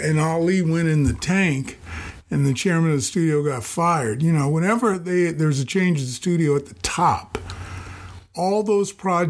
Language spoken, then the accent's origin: English; California, United States; also born or lived in Virginia; I was born in Virginia, but I grew up in Northern California and went to high school there, and that's, you know, I call that home, but being from a Navy family, we lived all over the place while I was growing up